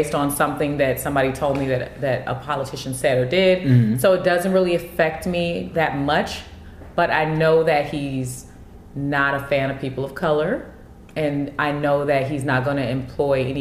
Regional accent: California, United States; I'm from Cali

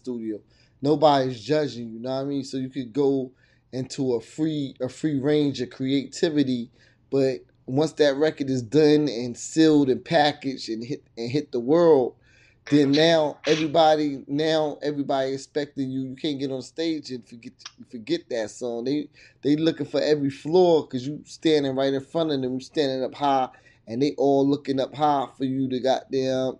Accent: New York, United States; moved away; growing up in New York

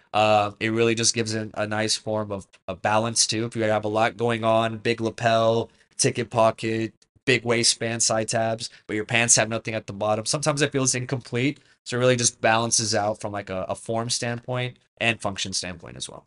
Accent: Canada; I'm Canadian by birth

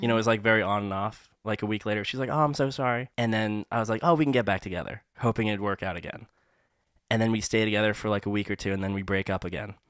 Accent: Massachusetts, United States; also born or lived in Hong Kong; we moved so far away from Hong Kong to Massachusetts, it was, like, such a different place

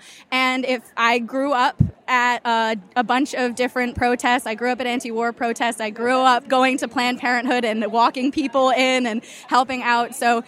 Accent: Rhode Island, United States; I am from Rhode Island, and I am 23 years old.

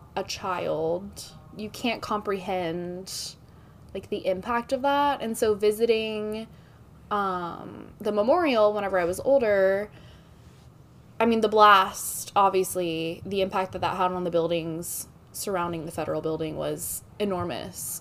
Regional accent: Dallas, Texas, United States; moved away; also born or lived in Oklahoma; I was born in Oklahoma, uh, raised in Dallas, bounced around, and now I'm back here.

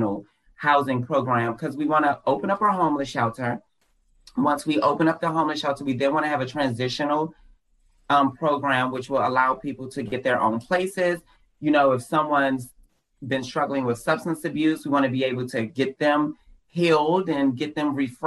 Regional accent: Washington, District of Columbia, United States; moved away as an adult; also born or lived in rural Virginia; now in Virginia, United States; I am from Washington, D.C.

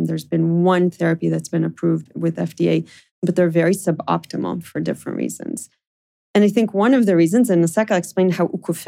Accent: New York, United States; also born or lived in Israel; as I described, I grew up in New York and in Israel.

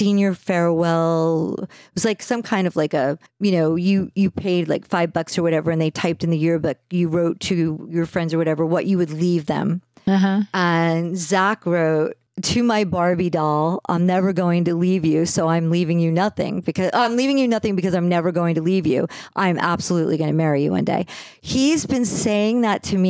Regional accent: New Jersey, United States; I grew up in New Jersey and there was no honor system in New Jersey.

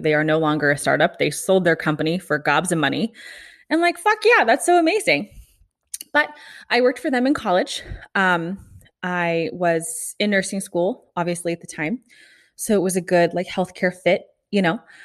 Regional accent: Kansas City, United States; moved away as an adult; also born or lived in Omaha, Nebraska; I am from Kansas City, grew up there

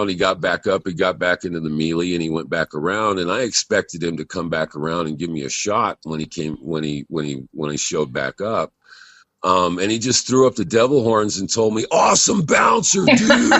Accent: California, United States; moved away as an adult; also born or lived in Hawaii; I'm from California, but I was out in Hawaii for about 10 years.

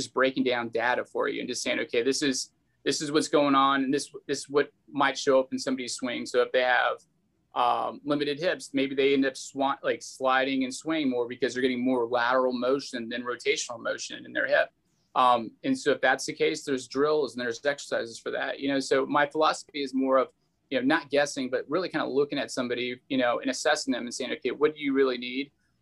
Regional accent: Texas, United States; I grew up in Texas

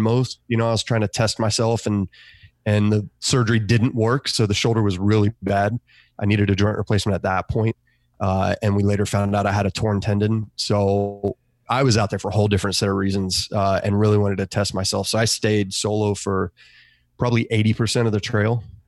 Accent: Australia; now in United States; I grew up in Australia

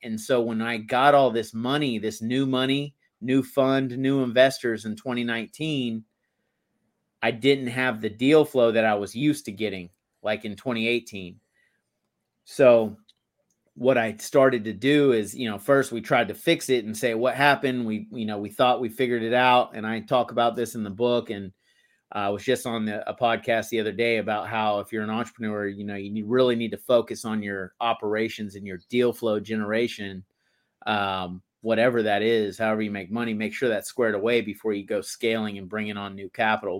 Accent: Texas, United States; moved away as an adult; I grew up in Texas

